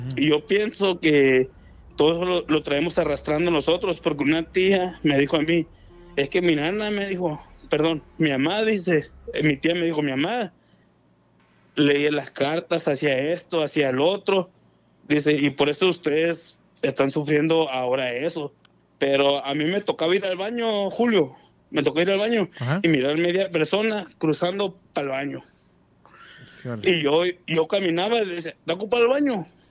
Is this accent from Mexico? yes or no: yes; Ahome, Sinaloa, Mexico; now in Tijuana, Mexico; realmente soy de Ahome, Sinaloa